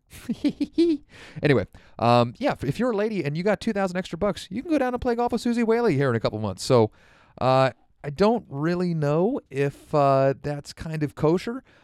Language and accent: English; United States; as an American golf fan